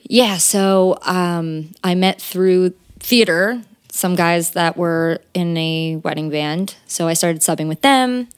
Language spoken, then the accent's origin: English; West Windsor, New Jersey, United States; I'm from, uh, near Princeton, New Jersey. It's called West Windsor, New Jersey.